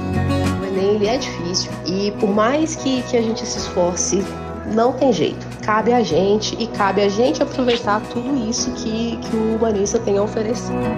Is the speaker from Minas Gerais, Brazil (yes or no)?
yes; Ouro Preto, Minas Gerais, Brazil; eu sou natural daqui da cidade de Ouro Preto